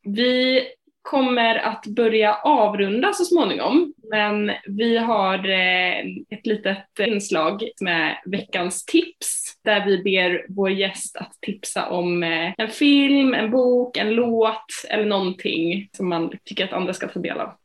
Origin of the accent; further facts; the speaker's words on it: Linköping, Östergötland, Sweden; min hemstad Linköping